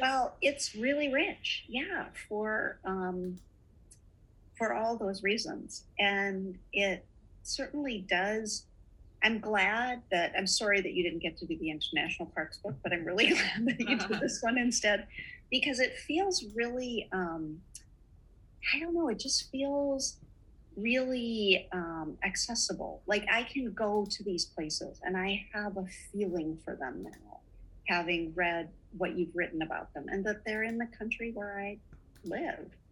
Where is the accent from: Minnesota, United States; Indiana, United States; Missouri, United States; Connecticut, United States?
Minnesota, United States; Duluth; We were so lucky to grow up in Duluth, Minnesota, in northern Minnesota